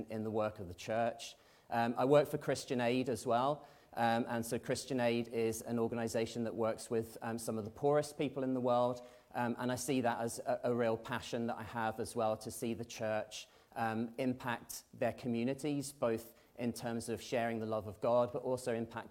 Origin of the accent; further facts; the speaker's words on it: Belfast, Northern Ireland, United Kingdom; I'm from East Belfast.